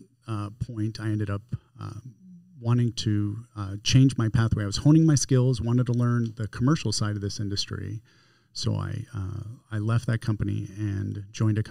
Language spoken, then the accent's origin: English; Las Vegas, Nevada, United States; I grew up in Las Vegas from the age of 8.